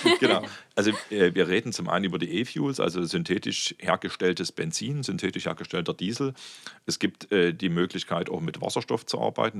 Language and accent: German; Meissen, Saxony, Germany; also born or lived in Dresden; ich komme aus Meißen, bin dort groß geworden